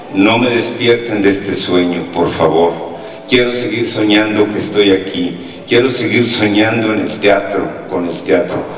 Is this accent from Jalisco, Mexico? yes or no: no; Uruachi, Chihuahua, Mexico; moved away as an adult; also born or lived in Ciudad Juárez / Mexico City; la huerta de mi casa, allá en Urbache